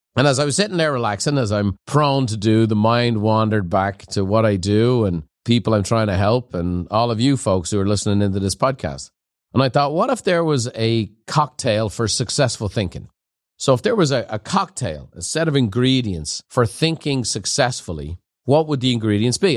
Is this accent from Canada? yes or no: no; Ireland; moved away; growing up in Ireland in a pub